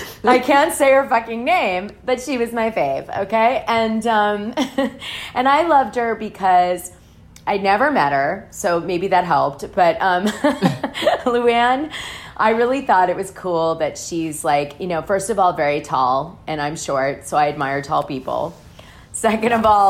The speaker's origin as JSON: {"language": "English", "town": "Greenwich", "region": "Connecticut", "country": "United States", "tie": "born or raised there", "also_born_or_lived": "Hartford, Connecticut", "said": "I was raised in Greenwich. I went to Greenwich High."}